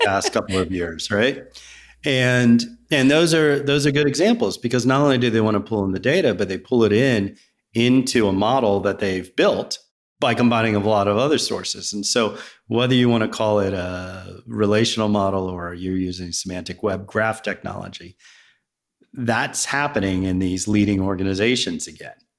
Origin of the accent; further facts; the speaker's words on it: Virginia, United States; also born or lived in Riverside, New Jersey / New Jersey; now in Roswell, United States; I was born in a small, small town called Riverside, New Jersey. It's where my grandparents lived. And then I grew up in Virginia